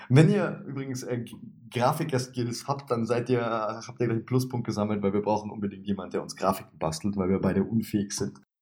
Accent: Swabia, Germany; ich bin Schwabe

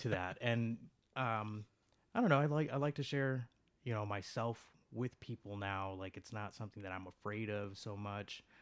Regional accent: Chicago, Illinois, United States; I was born and raised in Chicago

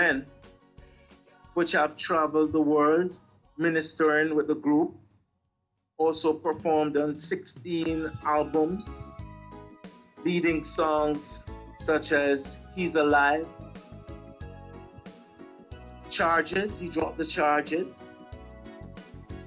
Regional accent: Kingston, Jamaica; I was born really in Kingston, Jamaica

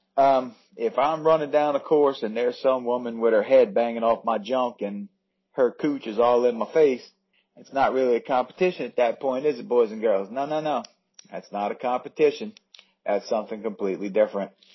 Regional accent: United States; I'm American

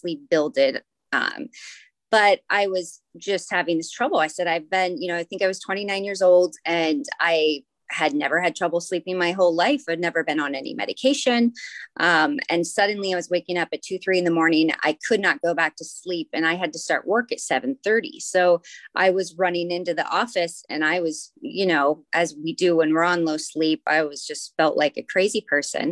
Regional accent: Anchorage, Alaska, United States; also born or lived in Sydney, Australia; I'm from Anchorage, Alaska. That's where I grew up

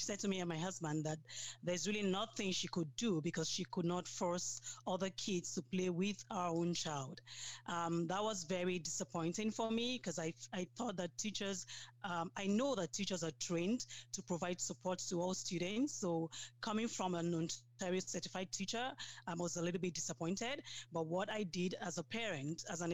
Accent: Nigeria; moved away as an adult; now in Sudbury, Canada; I'm from Nigeria. I came to Canada 5 years ago.

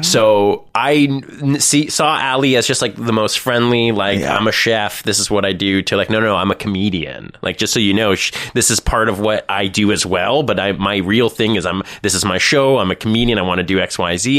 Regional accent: Thornhill, Ontario, Canada; also born or lived in North York; I was raised in Thornhill

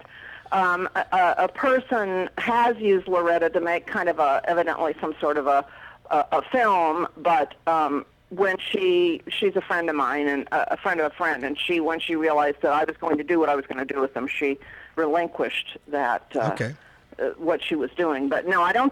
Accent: West Virginia, United States; I grew up in West Virginia

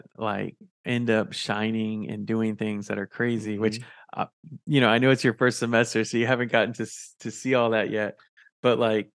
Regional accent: San Antonio, Texas, United States; I mean, it is my home because I'm from San Antonio

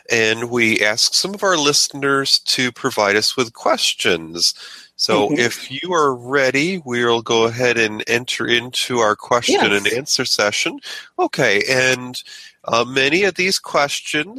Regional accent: Western New York, United States; moved away; my hometown is a little place in what I like to call Western New York.

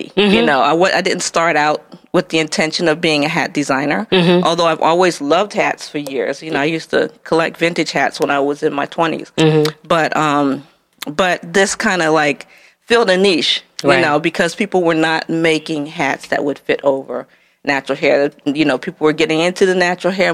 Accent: Annapolis, Maryland, United States; moved away as an adult; also born or lived in Baltimore / New York; I'm from Annapolis, which is a very small town in Maryland.

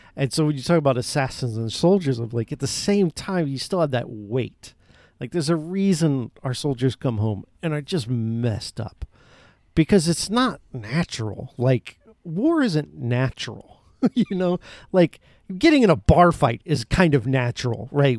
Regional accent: Florida, United States; I love the state I'm in and have been born and raised in. Florida is my home.

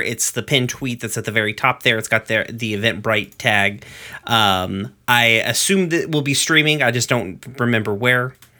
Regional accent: Knoxville, Tennessee, United States; I'm from Knoxville. Like, I'm from the place where the Sun Sphere is

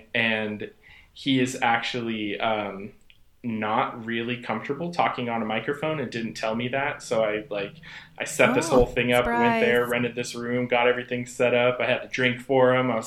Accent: San Jose, California, United States; moved away as an adult; now in Portland, United States; I grew up in San Jose, and I moved here right out of high school

